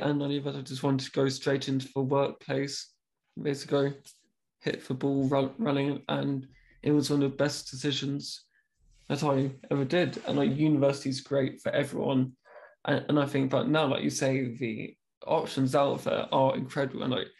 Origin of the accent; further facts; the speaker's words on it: United Kingdom; being very British, I was like, I'm so, so sorry.